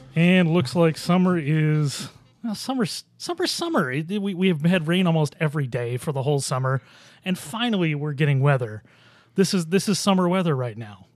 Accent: Buffalo, New York, United States; I grew up in Buffalo

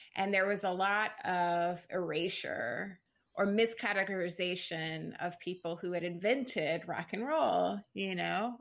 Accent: Jacksonville, Florida, United States; moved away as an adult; now in Brooklyn, New York, United States; I'm from the Southern United States. I'm from Florida

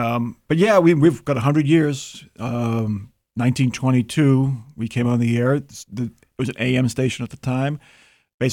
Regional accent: Massachusetts, United States; accent: Boston; I am a native of Massachusetts. I have done a pretty good job of masking my old Boston accent.

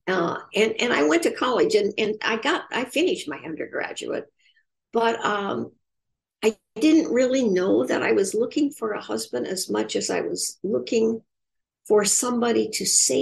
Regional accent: Indiana, United States; growing up in Indiana

